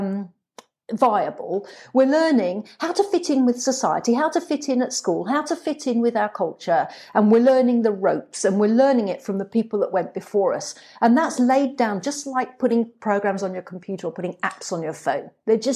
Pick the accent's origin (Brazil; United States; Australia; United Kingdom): United Kingdom; England; I grew up in England